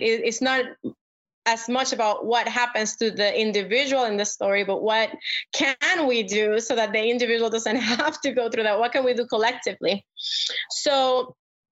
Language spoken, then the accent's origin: English; Puerto Rico; moved away as an adult; now in Chicago, United States; I am originally from Puerto Rico. So I mean, I'm from a colony, and all I learned since I was little was to fight.